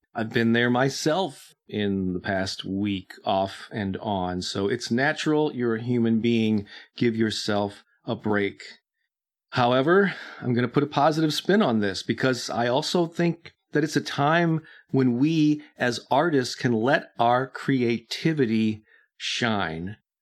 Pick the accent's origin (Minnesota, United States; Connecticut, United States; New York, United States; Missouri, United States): Missouri, United States; St. Louis; my hometown of St. Louis